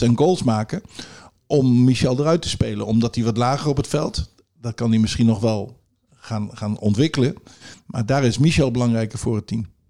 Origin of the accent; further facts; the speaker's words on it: Zwolle, Overijssel, Netherlands; also born or lived in Groningen; ik ben in Zwolle geboren, opgegroeid